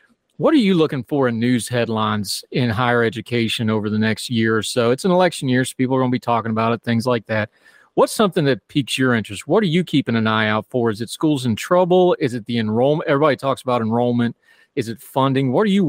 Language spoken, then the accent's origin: English; Appalachia, United States; I'm different, even though I'm from there.